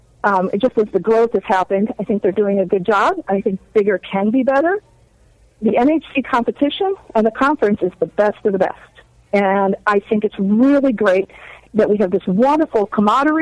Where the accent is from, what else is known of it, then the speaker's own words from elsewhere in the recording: Upper Peninsula of Michigan, United States; also born or lived in South Texas; I am from the Upper Peninsula of Michigan. I'm a Youper.